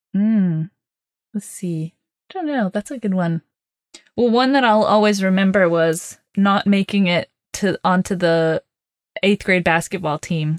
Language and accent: English; Oklahoma, United States; also born or lived in Texas; I grew up in Oklahoma and Texas